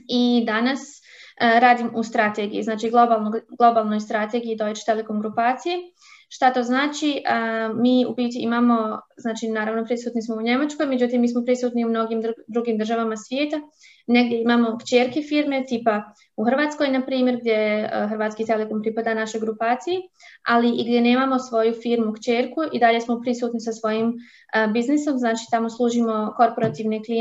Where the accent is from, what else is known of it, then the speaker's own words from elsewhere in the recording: Bosanska Krupa, Federation of Bosnia and Herzegovina, Bosnia & Herzegovina; moved away as an adult; now in Germany; ja dolazim iz Bosanske Krupe, inače e, tam, rođena sam u Bosni, tamo sam živjela prvi dio e, svoga života. Preselila sam se u Njemačku u 2012.